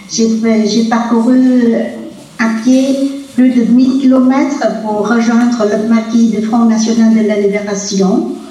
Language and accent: French; Vietnam; moved away as an adult; now in France; Je suis vietnamienne de sang et de cœur, bien que quand on parle de moi, on dit toujours que je suis française d'origine vietnamienne.